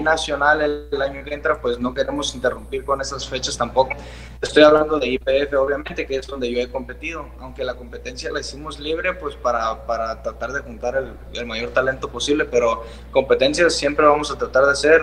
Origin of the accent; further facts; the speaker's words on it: San Luis Río Colorado, Sonora, Mexico; como somos de Sonora, o sea, aquí todo es desierto